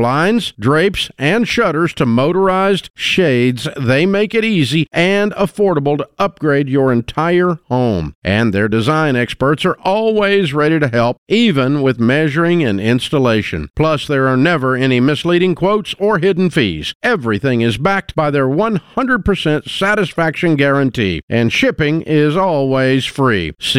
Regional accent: Boston, Massachusetts, United States; I went all the way to Nashville to do my debt-free scream. I'm freaking from Boston.

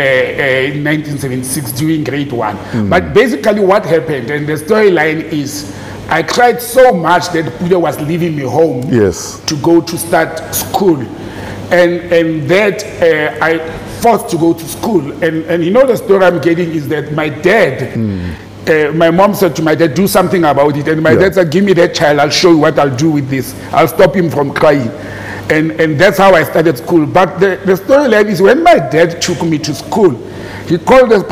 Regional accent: Randfontein, Gauteng, South Africa; also born or lived in Krugersdorp (Mogale City); I grew up in Randfontein

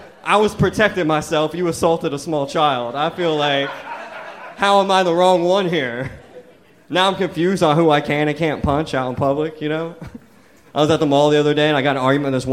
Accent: Columbus, Ohio, United States; moved away as an adult; also born or lived in San Diego; now in Austin, United States; I live here in Austin. I don't have a job. I'm from Columbus.

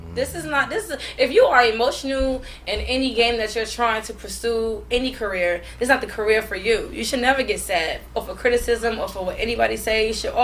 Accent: New York, United States; I'm from New York, but I'm like

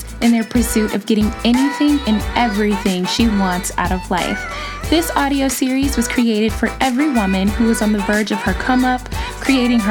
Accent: Chicago, Illinois, United States; moved away; I'm from Chicago

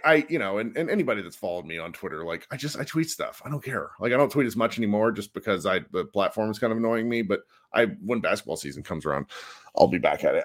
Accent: United States

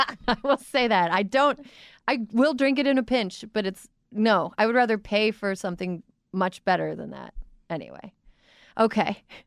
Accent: Midwest, United States; I'm from the Midwest

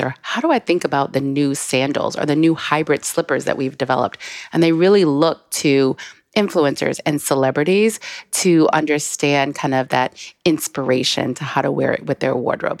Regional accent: South Carolina, United States; moved away; also born or lived in Paris; I am originally from South Carolina

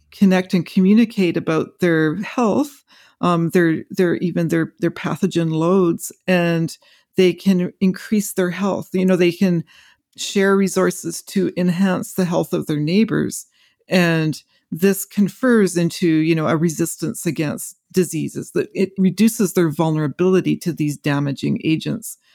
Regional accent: Western Canada, Canada; as I grew up in forests in Western Canada, you know, I was a child of the forest

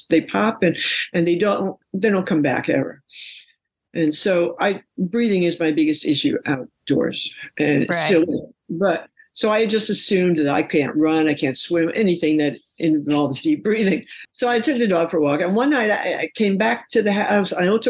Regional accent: New York, United States; I'm from New York. I've been up many, many skyscrapers and big, tall buildings.

